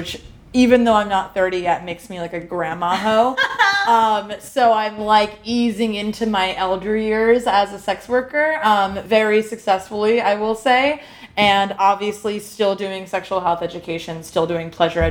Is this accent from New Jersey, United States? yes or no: yes; New Jersey, United States; moved away; also born or lived in Baltimore; I am originally from the East Coast. I'm a Jersey girl